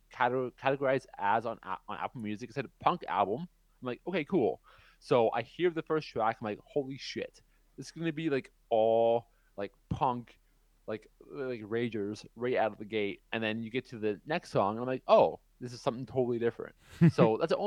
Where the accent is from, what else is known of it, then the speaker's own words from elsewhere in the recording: Canada; my hometown, like in Canada